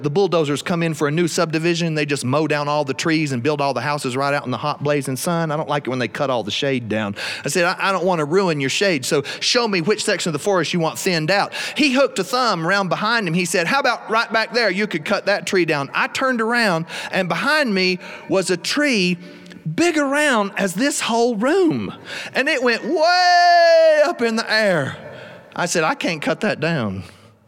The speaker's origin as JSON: {"language": "English", "region": "South Carolina", "country": "United States", "said": "I'm from South Carolina. We have alligator where I live"}